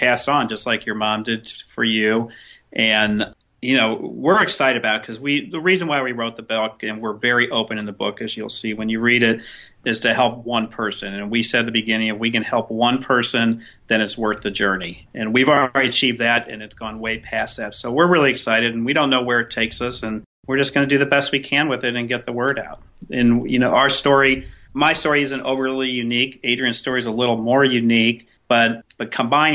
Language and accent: English; St. Louis, Missouri, United States; moved away as an adult; now in South Florida, United States; I was born in St. Louis, Missouri. I'm 57 years old. I spent the majority of my life in St. Louis